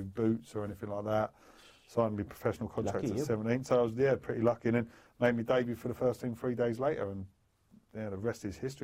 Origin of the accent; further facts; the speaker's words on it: London, United Kingdom; I grew up in London, Bethnal Green, like East London.